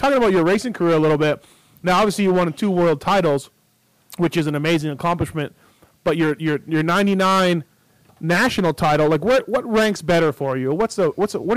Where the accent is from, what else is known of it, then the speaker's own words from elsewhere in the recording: Canada; I'm Canadian